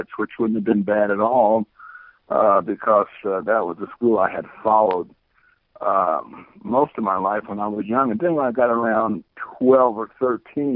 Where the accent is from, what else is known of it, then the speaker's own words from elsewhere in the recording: Indianapolis, Indiana, United States; also born or lived in Sylacauga, Alabama; I think I was about 1 1/2 when I moved to Indianapolis with my mom and dad. And we grew up over in the area where IUPUI is